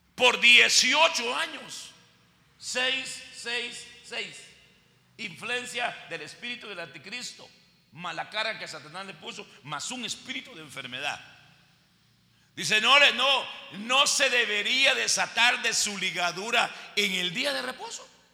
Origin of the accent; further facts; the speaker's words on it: Guatemala; Así decimos en Guatemala